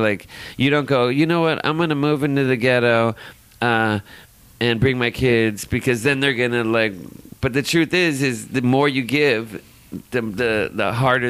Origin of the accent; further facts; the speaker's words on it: Los Angeles, California, United States; Yeah, born and raised.